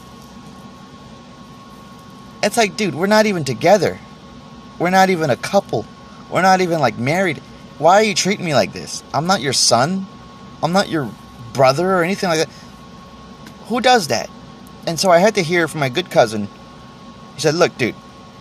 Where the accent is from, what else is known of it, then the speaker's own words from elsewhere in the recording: Texas, United States; I'm from Texas